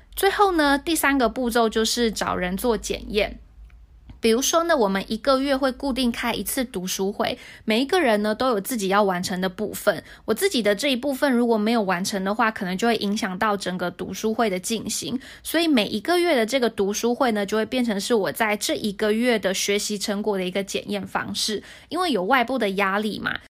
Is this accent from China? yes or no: no; Hsinchu, Taiwan; moved away as an adult; now in Taipei, Taiwan; 因为我是新竹人